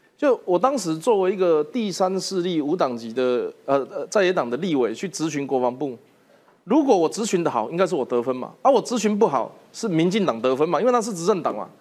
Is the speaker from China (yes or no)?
no; Taiwan; 我如果说我是台湾人